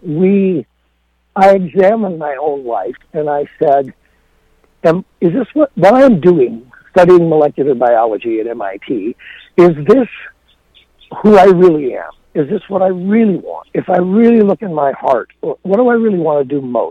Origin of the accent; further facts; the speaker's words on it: Rockford, Illinois, United States; Rockford, Illinois, which is my hometown